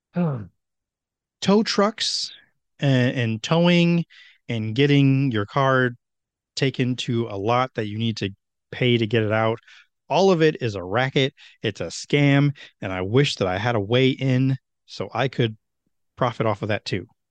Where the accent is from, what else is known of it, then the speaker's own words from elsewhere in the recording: Meriden, Connecticut, United States; Meriden, where my hometown is